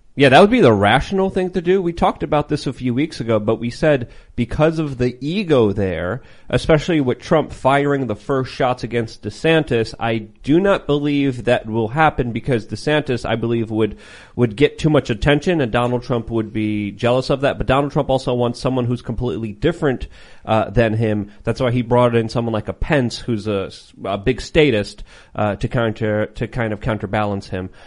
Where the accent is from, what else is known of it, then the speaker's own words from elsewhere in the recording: Poland; first language Polish; English is a second language; moved away; I was born in Poland. I was raised in Poland.